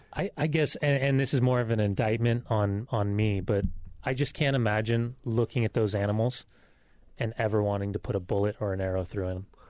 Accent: Southern California, United States; moved away; also born or lived in Salt Lake City; growing up in Southern California, my grandparents were convert Mormon.

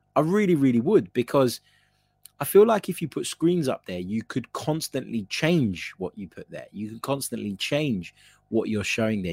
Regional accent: Cyprus; I'm from Cyprus

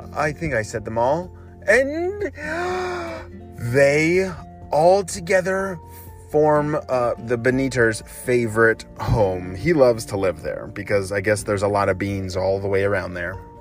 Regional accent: Chicago, Illinois, United States; my hometown in Chicago

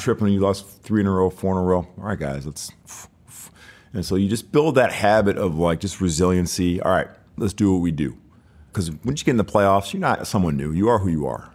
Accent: Birmingham, Michigan, United States; moved away; also born or lived in Detroit, Michigan; I grew up in Birmingham, Michigan

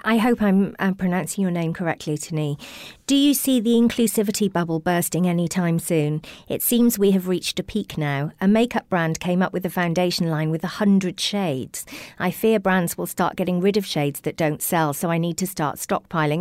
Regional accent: Welsh, Wales, United Kingdom; because I'm Welsh

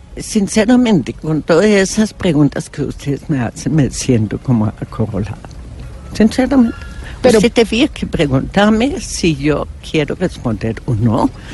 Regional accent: Germany; Spanish is a second language; now in Colombia; yo soy alemana

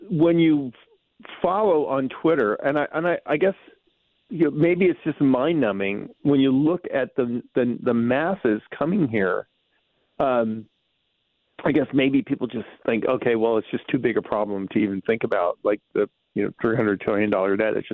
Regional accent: Bronx, New York, United States; born there; You know, I was born in the South. South Bronx.

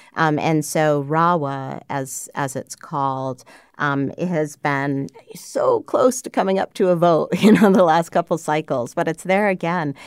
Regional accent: Schenectady, New York, United States; I grew up in Schenectady, New York

